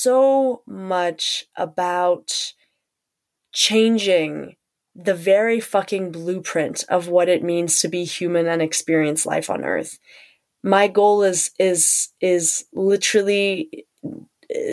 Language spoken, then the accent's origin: English; South Africa; And also being South African